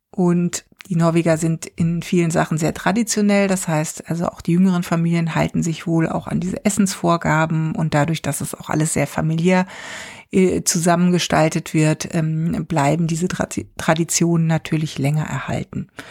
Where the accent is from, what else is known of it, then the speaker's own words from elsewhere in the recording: Germany; now in Stavanger, Norway; bei uns in Deutschland